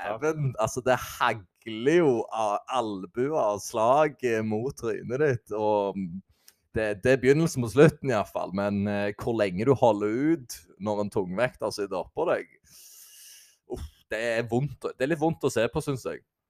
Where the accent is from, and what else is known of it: Jæren, Rogaland, Norway; accent: Jæren dialect